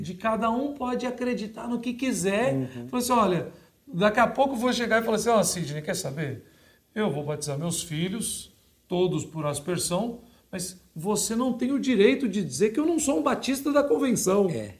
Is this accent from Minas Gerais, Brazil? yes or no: yes; Belo Horizonte, Minas Gerais, Brazil; eu sou de Belo Horizonte